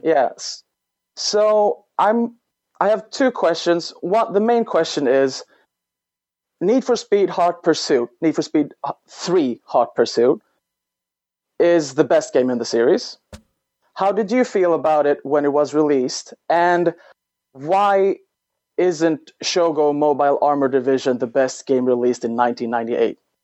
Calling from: Uppsala, Uppsala County, Sweden; I am calling from Uppsala, Sweden

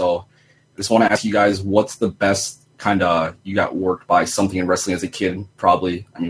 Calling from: San Diego, California, United States; from San Diego. How's it going?

